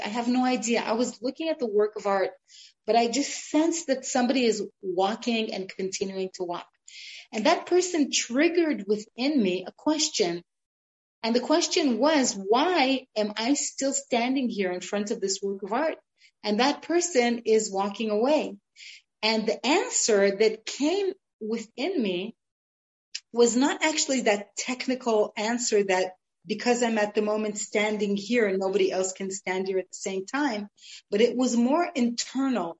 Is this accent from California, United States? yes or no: yes; Los Angeles, California, United States; now in Israel; I grew up in Los Angeles